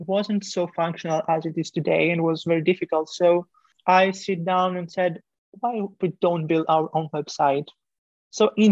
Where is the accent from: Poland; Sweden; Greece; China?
Greece; moved away as an adult; now in France; I am coming from Greece, but right now I'm located in France studying engineering